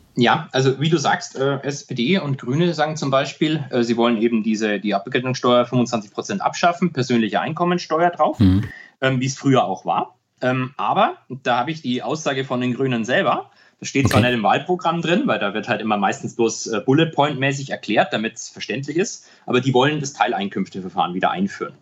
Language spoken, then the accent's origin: German; Germany; als Deutsche